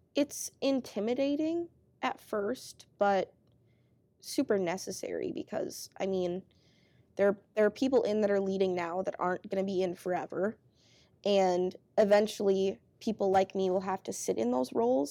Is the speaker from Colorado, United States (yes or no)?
no; Grove City, Minnesota, United States; moved away as an adult; now in Twin Cities, United States; I grew up in Grove City.